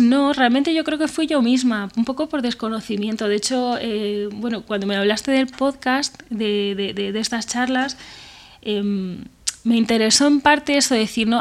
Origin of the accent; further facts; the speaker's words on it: Benavente, Castile and León, Spain; moved away as an adult; now in Madrid, Spain; yo soy de Benavente, un pueblo de Zamora